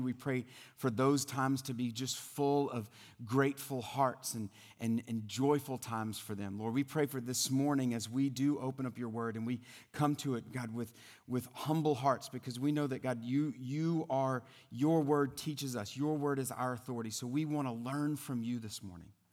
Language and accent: English; South Louisiana, United States; moved away; I'm originally from the South, from South Louisiana